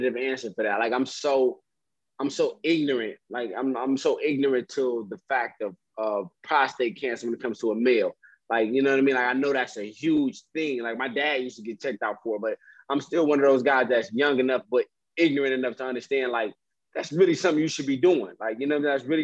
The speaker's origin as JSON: {"language": "English", "town": "Detroit", "region": "Michigan", "country": "United States", "said": "I'm from Detroit"}